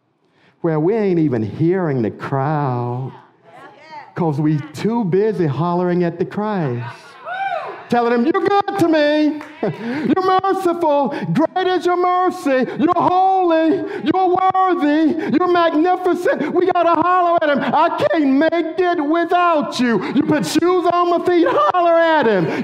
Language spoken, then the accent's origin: English; United States; We're Americans. I love being American